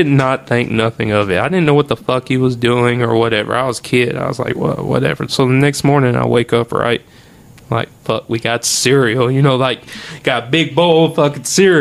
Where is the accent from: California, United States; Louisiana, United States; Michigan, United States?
Louisiana, United States; Oakdale; born or raised there